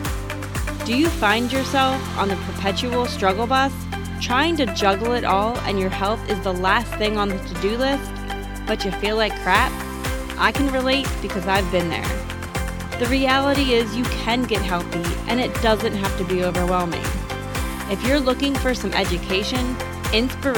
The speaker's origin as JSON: {"language": "English", "region": "New Jersey", "country": "United States", "tie": "born or raised there", "said": "I am born and bred in New Jersey. I love living here"}